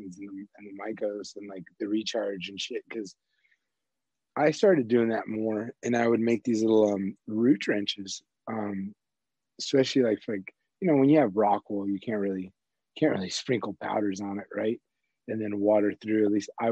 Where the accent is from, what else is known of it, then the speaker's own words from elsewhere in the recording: Southern California, United States; moved away; I grew up in SoCal